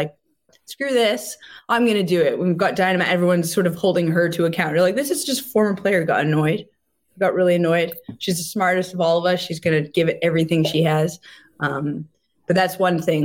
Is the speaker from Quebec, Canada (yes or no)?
yes; Montreal, Quebec, Canada; I'm from Montreal